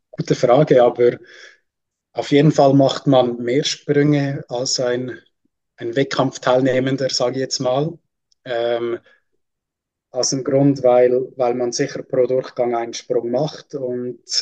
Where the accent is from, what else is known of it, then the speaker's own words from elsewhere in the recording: Switzerland; darf ich mich als Schweizer nicht anschließen.